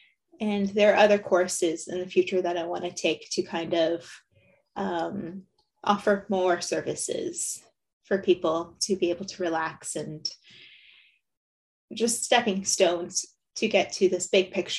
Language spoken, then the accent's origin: English; Windsor, Ontario, Canada; born and raised in Windsor.